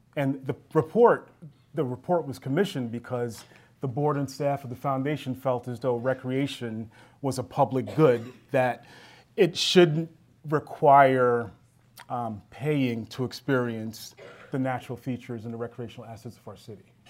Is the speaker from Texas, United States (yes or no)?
no; New York City, New York, United States; as a, a newcomer to United States in, when I was eight years old, many, many years ago, um, where I grew up in Queens